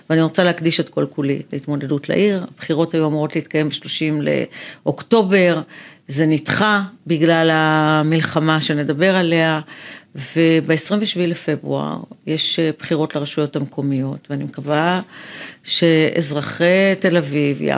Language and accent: Hebrew; Afula, Northern District, Israel; also born or lived in Ramla; now in Tel Aviv, Israel; אני גרה בתל אביב, נולדתי ברמלה, גדלתי